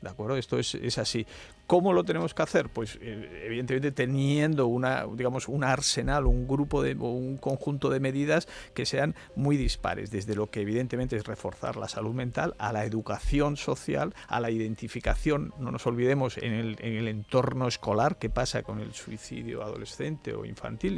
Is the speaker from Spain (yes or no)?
yes; Alcalá la Real, Andalusia, Spain; also born or lived in Granada; mi pueblo, en Alcalá Real